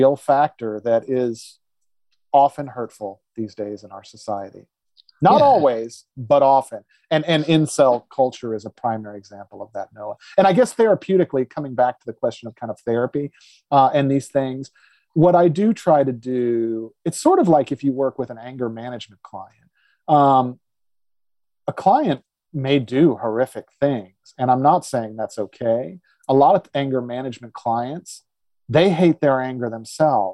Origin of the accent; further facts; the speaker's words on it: the South, United States; I grew up in the South